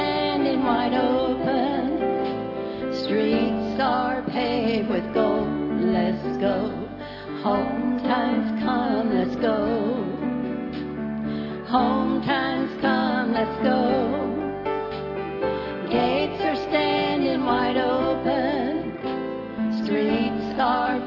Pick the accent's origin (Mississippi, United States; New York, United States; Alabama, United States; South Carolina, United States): South Carolina, United States; Beaufort; I'm from Beaufort, South Carolina